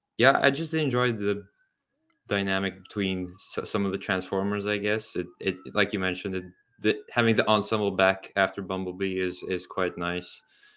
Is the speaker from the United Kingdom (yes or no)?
yes; Scotland, United Kingdom; I'm very Scottish.